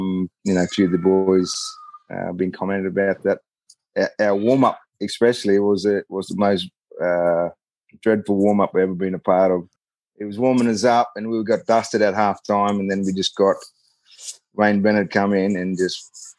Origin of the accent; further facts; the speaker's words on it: Queensland, Australia; as a Queenslander